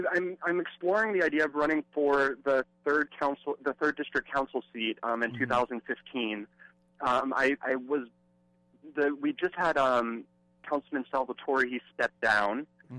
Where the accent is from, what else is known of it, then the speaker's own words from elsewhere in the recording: Spokane, Washington, United States; I grew up in Spokane. My family moved here in about 89. I went to high school at Lewis and Clark High School downtown